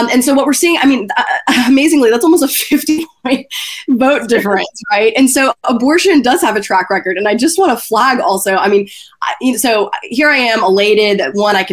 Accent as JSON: {"language": "English", "region": "East Tennessee", "country": "United States", "tie": "born or raised there", "said": "I grew up in East Tennessee"}